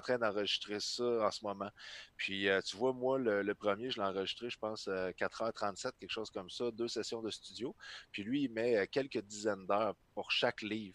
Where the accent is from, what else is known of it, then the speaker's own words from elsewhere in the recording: Trois-Rivières, Quebec, Canada; moved away; je viens de Trois-Rivières à la base